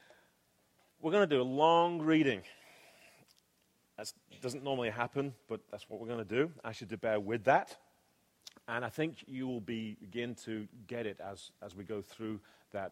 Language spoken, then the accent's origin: English; England, United Kingdom; now in United States; though you can tell right now, I am an Englishman. I am a legal alien here. I have a residency card in my back pocket